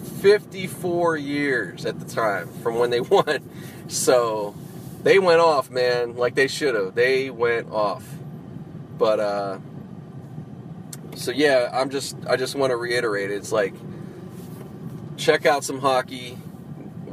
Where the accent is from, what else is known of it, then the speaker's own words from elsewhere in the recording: Pittsburgh, Pennsylvania, United States; moved away; I grew up out in Pittsburgh